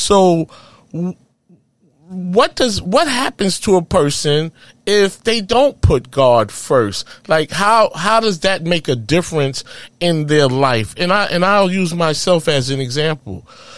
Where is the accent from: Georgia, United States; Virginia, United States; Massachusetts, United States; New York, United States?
New York, United States; New York City; In Harlem, USA.